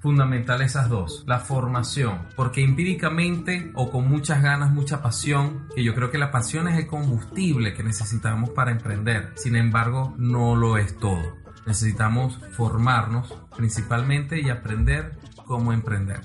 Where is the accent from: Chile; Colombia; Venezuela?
Venezuela; nuestro país, Venezuela